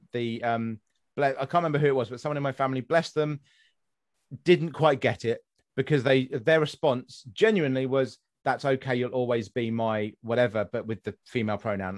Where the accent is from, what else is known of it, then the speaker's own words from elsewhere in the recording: West Sussex, South East England, United Kingdom; moved away; I'm from West Sussex originally